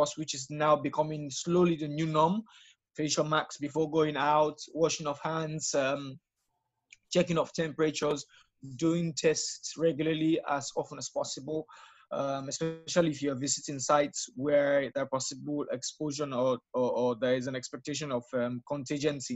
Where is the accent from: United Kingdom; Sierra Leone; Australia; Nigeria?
Sierra Leone; Freetown, Western Area; I'm from Freetown, Sierra Leone, the capital city.